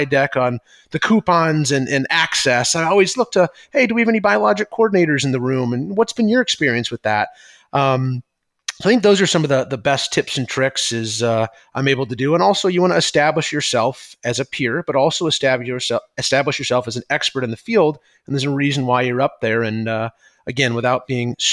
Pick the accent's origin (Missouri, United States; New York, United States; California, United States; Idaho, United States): Missouri, United States; St. Louis; now in Chicago, United States; I'm from St. Louis originally